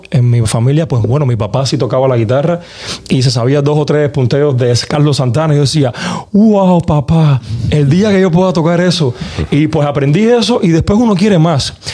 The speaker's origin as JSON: {"language": "Spanish", "country": "Cuba", "said": "O sea, soy cubano, vengo de, una familia que con pocas posibilidades económicas, pero no humilde, porque éramos muy ricos en, educación, muy ricos en muchas cosas."}